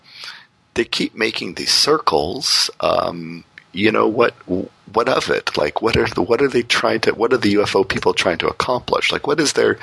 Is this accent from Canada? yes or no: yes; Windsor, Ontario, Canada; my hometown Windsor, sort of out in the county